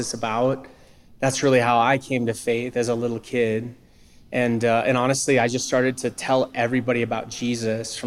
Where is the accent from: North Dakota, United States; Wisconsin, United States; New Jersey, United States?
North Dakota, United States; I'm from North Dakota, which is, for those that don't know, it's a very rural state in America.